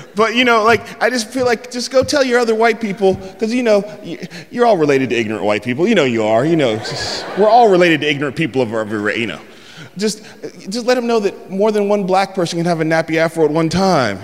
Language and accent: English; San Francisco, California, United States; I'm from San Francisco